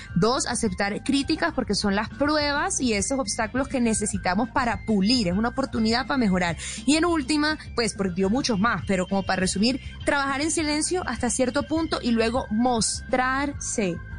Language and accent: Spanish; Atlántico, Colombia; moved away; desde mi tierra bella